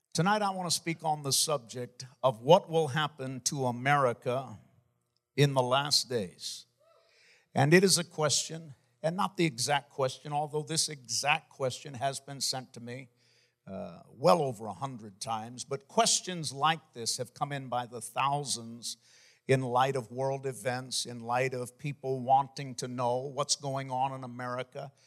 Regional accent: Maine, United States; my home state, the state of Maine

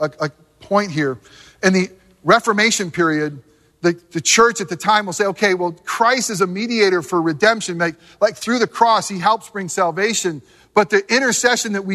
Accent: Northeast, United States; moved away; growing up in the Northeast

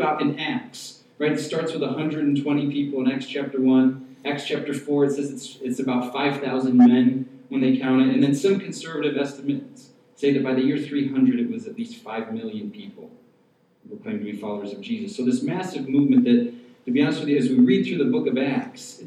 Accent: Syracuse, New York, United States; I grew up here in Syracuse

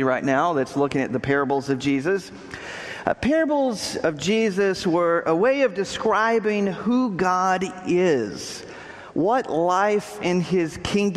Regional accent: Texas, United States; moved away; I grew up in Texas

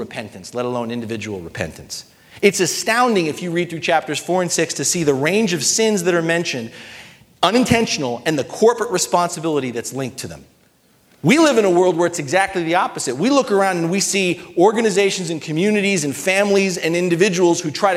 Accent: United States; being an American

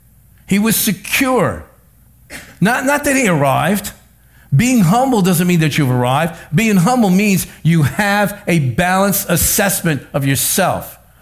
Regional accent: New Jersey, United States; accent: North Jersey; I don't talk right. I talk like I come from North Jersey.

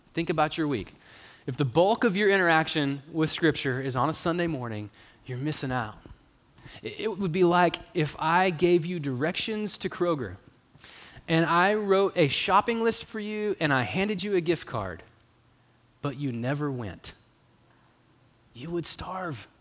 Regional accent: Longview, Texas, United States; now in Marshall, United States; as a person who grew up at Moberly

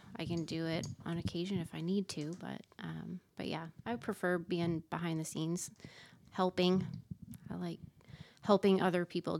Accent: South Lyon, Michigan, United States; also born or lived in Detroit, Michigan; now in Iowa, United States; I was born and raised in Southeast Michigan.

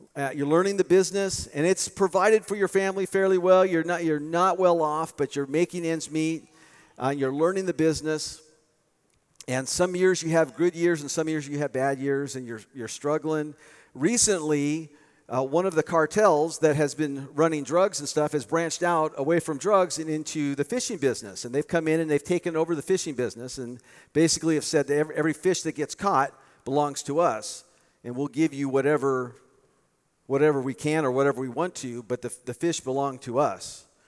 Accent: United States; I was born in the United States

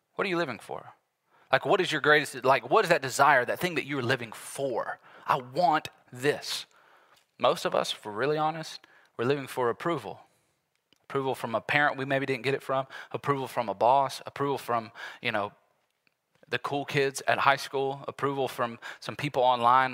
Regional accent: United States; here as American Christians

